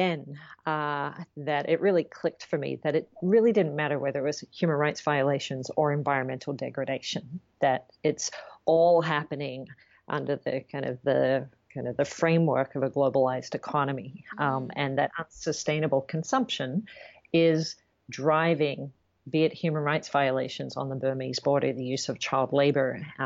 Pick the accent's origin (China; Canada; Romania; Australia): Australia; Sydney, New South Wales; moved away; as you know, I said from my accent, I'm from Australia originally. Yes. And I grew up in Sydney, which is a big city, but there's a lot of bush in Sydney.